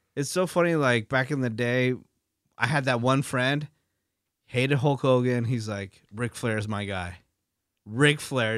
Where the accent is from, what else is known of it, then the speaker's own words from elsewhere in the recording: San Francisco Bay Area, California, United States; moved away; I'm from the San Francisco Bay Area.